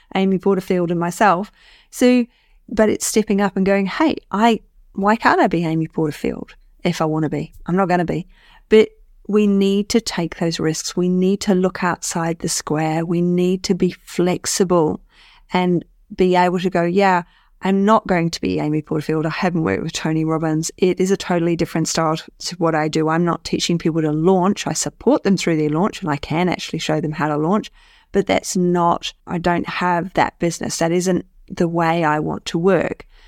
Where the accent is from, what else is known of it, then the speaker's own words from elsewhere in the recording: New Zealand; being a New Zealander